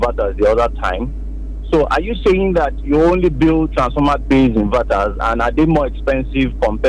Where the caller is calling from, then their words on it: Akure, Ondo, Nigeria; I'm calling from Akure.